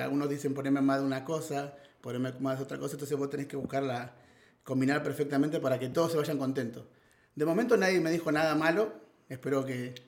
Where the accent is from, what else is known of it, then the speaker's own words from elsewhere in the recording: Buenos Aires, Argentina; moved away as an adult; now in Spain; nací en Argentina, en Buenos Aires. Eh, llegué a España con 18 años